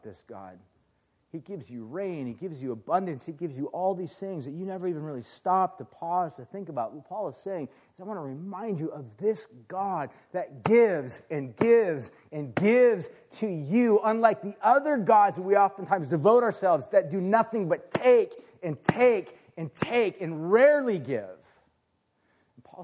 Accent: Orange County, California, United States; I grew up in Orange County

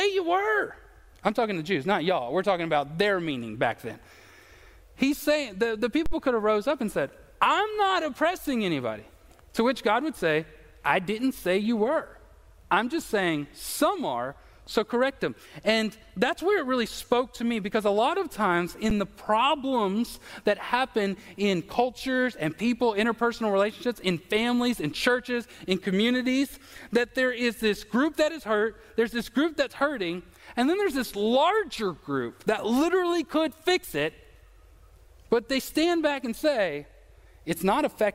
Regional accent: United States; I'm an American

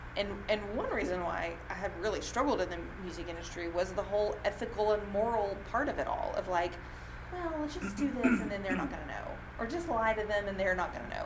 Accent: Alabama, United States; also born or lived in Tennessee; now in Nashville, United States; I grew up in Alabama. I've lived in Tennessee

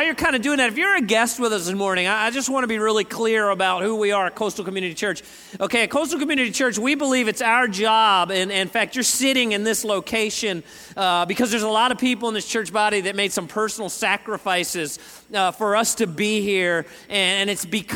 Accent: Northeast, United States; moved away; I'm from the Northeast

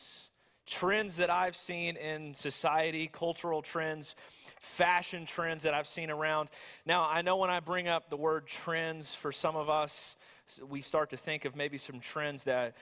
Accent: the South, United States; I'm from the South

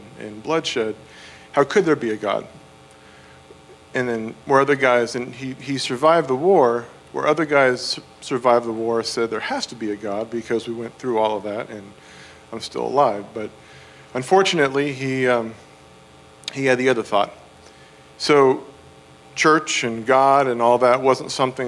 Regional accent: West Coast, United States; now in Virginia, United States; I am from the West Coast

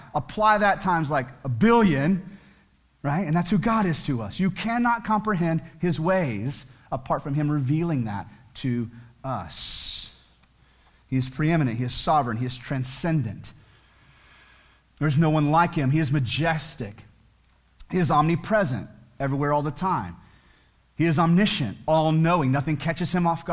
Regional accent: United States; as American citizens

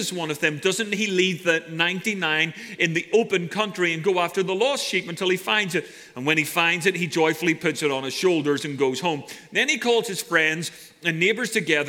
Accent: Ireland; now in Santa Cruz, United States; I'm Irish.

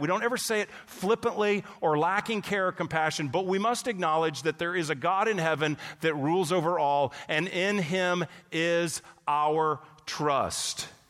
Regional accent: Texas, United States; moved away as an adult; also born or lived in California; I grew up in Texas. Went to California for two decades

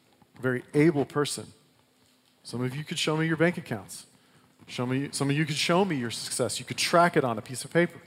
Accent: United States; as an American

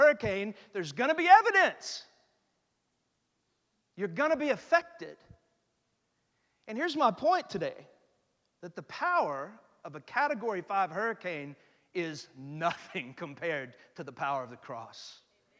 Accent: Austin, Texas, United States; moved away as an adult; now in Houston, United States; I'm from Austin

